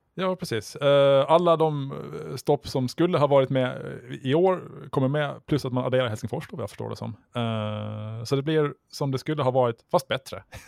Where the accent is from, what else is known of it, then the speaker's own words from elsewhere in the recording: Åland Islands; som ålänning